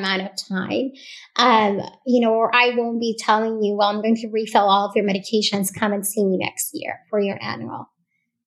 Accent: Puerto Rico; first language Spanish; English is a second language; moved away as an adult; now in Texas, United States; I am born and raised in Puerto Rico. My first language is Spanish

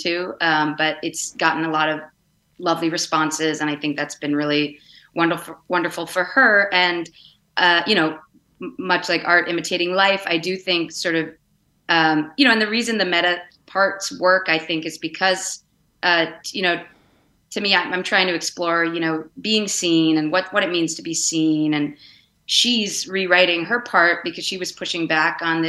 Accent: Vermont, United States; moved away; I grew up in Vermont

